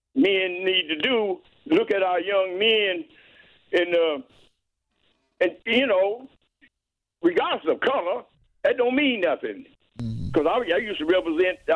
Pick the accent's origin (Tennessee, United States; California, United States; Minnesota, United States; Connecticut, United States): Tennessee, United States; Winchester; now in Indianapolis, United States; I'm from Tennessee